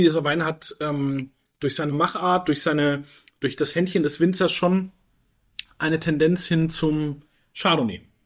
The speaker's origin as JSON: {"language": "German", "area": "Franconia", "region": "Bavaria", "country": "Germany", "tie": "born or raised there", "moved": "yes", "lives_now": "Switzerland", "said": "war dann aber einige Jahre in Franken, in meiner Heimat"}